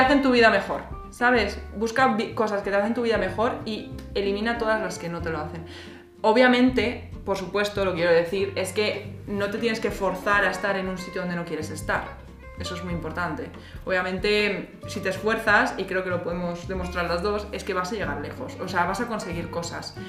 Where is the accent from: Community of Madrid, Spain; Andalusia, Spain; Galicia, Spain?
Community of Madrid, Spain; Madrid; moved away as an adult; now in Berlin, Germany; yo vengo de Madrid, de España